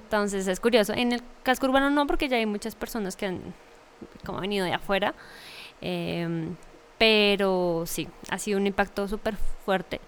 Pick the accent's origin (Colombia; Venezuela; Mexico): Colombia; Fosca, Cundinamarca; una oportunidad para en verdad hacer una carrera en mi pueblo